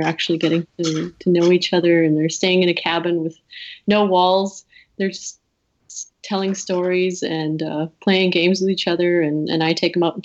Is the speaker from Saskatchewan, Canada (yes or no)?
yes; Cumberland House, Saskatchewan, Canada; my hometown Cumberland House